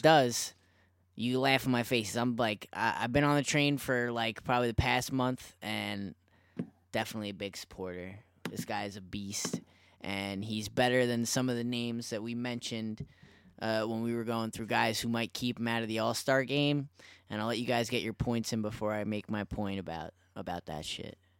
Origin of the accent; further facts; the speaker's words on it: New York, United States; I'm from New York